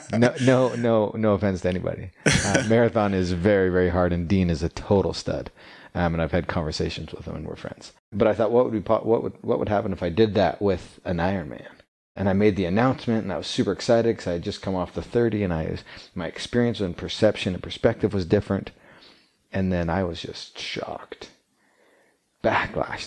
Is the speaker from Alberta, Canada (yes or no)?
yes; Calgary, Alberta, Canada; now in Utah, United States; I grew up in Canada, Calgary, Alberta